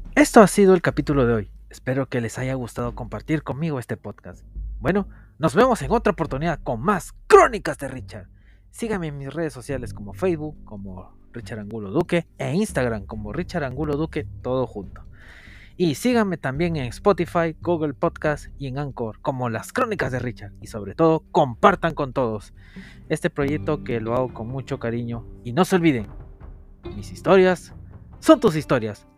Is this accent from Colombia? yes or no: no; Peru; en mi país